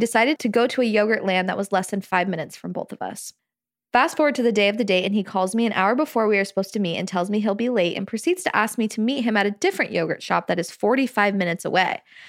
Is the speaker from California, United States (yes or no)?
yes; California, United States; now in Provo, United States; So I'm from, so I'm from Southern California, and I recently moved to Provo in August.